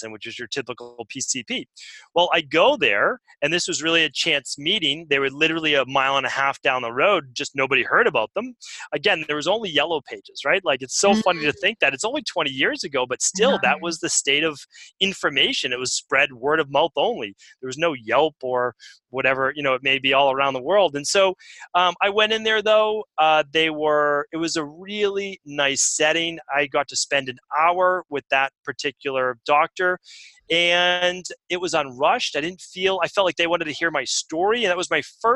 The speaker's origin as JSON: {"language": "English", "town": "Medford", "region": "Massachusetts", "country": "United States", "tie": "born or raised there", "said": "where I grew up in Medford, Massachusetts"}